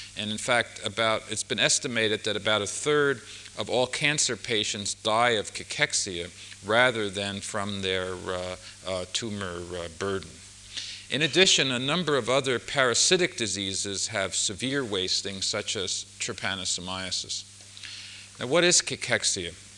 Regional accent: United States; being an American, I only can speak English

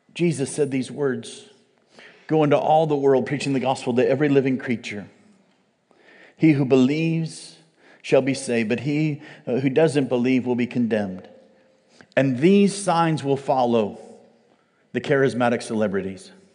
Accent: United States; as an American

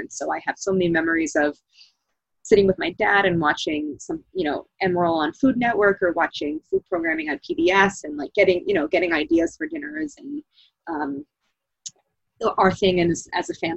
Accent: St. Louis, Missouri, United States; now in Philadelphia, United States; as a kid growing up in St. Louis

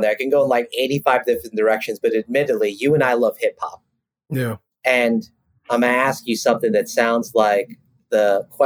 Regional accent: New York City, New York, United States; growing up in South Ozone Park, Queens, Jamaica, Queens

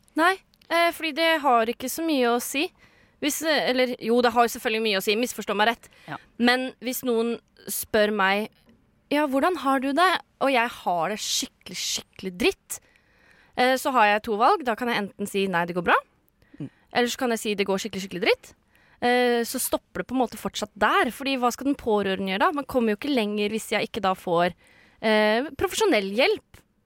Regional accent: Sande, Vestfold, Norway; Jeg er fra Sande

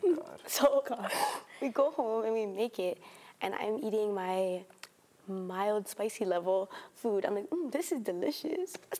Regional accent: Oahu, Hawaii, United States; moved away as an adult; now in Oregon, United States; I'm a third year, and I'm from Oahu.

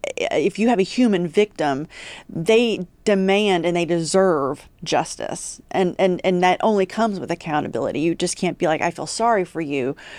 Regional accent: Huntington, West Virginia, United States; moved away as an adult; also born or lived in Washington, D.C.; now in Texas, United States; was born and raised in Huntington, West Virginia

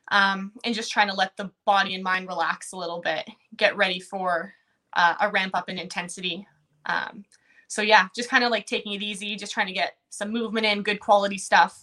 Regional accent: Manitoba, Canada; Because I live in Manitoba. I'm from Manitoba.

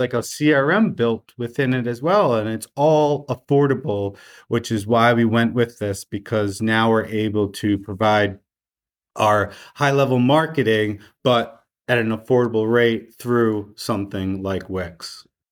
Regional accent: Rhode Island, United States; I'm a true Rhode Islander, I stay within the state.

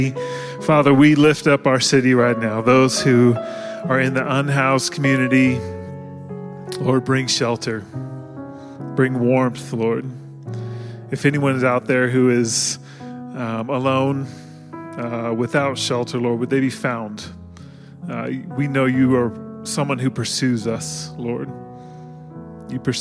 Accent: Washington, United States; now in Colorado, United States; I'm from Washington

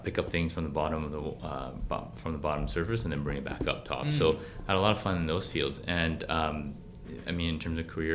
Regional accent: Vancouver, British Columbia, Canada; also born or lived in Beijing / Burnaby; I was born in Beijing, actually, and I moved to Vancouver when I was very young, at the age of six. So I grew up in Vancouver

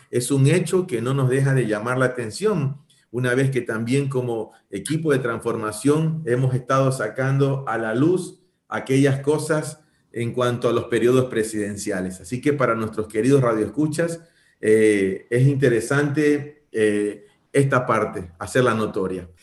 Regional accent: Ecuador

